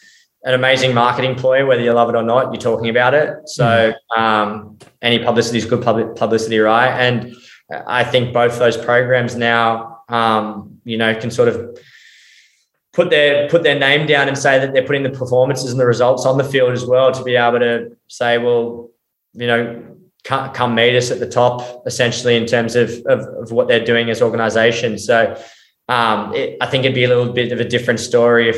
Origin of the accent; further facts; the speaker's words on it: Australia; Being Australian, I grew up with rugby league